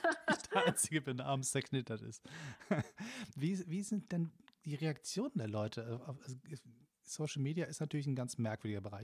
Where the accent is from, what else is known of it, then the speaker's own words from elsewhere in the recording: Hamburg, Germany; now in Berlin, Germany; als, Hamburger